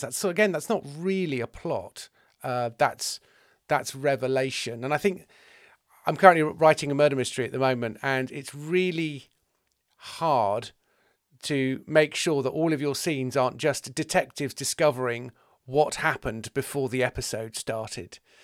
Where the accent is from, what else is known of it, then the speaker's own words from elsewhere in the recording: England, United Kingdom; I'm an English male